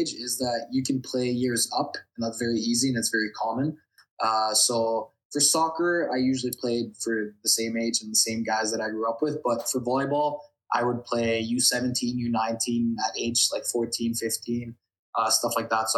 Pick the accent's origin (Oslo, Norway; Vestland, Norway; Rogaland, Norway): Vestland, Norway; Bergen; moved away as an adult; now in Canada; staying in my hometown Bergen and playing for Viking